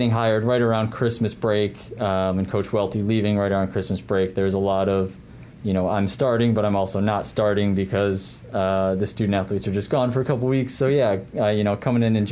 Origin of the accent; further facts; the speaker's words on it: Aurora, Illinois, United States; also born or lived in DeKalb, Illinois; I grew up in Aurora. I went to Marmion Academy